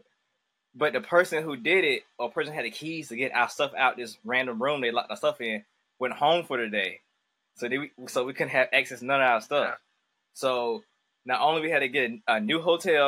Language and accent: English; Augusta, Georgia, United States; I'm from Augusta, Georgia